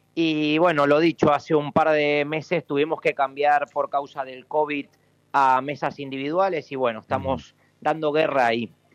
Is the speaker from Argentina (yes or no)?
yes; Mendoza, Argentina; moved away as an adult; now in Valencia, Spain; yo soy mendocino, eh, hace 15 años crucé el charco para intentar aprender algo de gastronomía en España